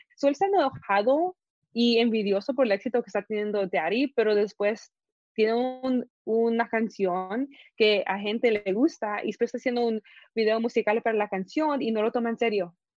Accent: Guatemala; yo soy Guatemala

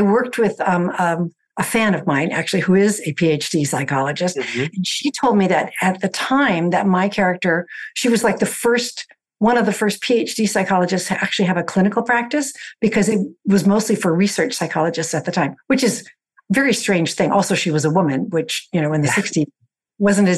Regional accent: the Bay Area, California, United States; I grew up in the Bay Area

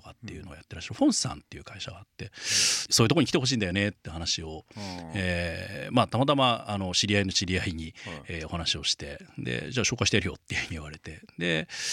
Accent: Tokyo, Japan; moved away as an adult; also born or lived in Hakuba, Japan; もともと生まれも育ちも東京でですね

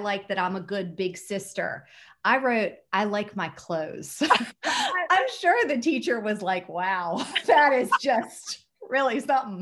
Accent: Norfolk, Virginia, United States; moved away as an adult; now in New York, United States; I'm from Norfolk, Virginia Beach.

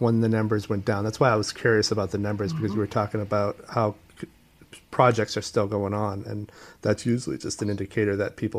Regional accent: Portland, Maine, United States; born or raised there; now in New York, United States

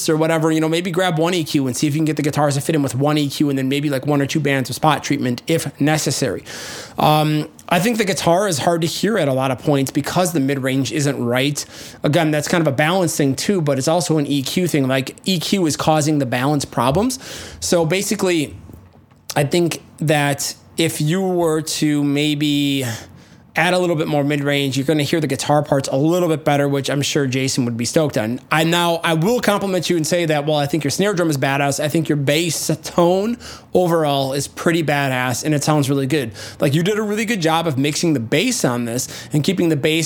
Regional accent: Midwest, United States; I'm from the Midwest. That's how we say ah instead of oh.

